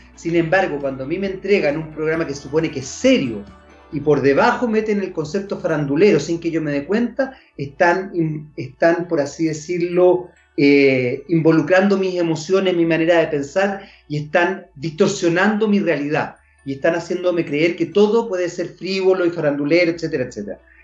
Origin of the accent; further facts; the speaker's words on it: Chile; nuestro país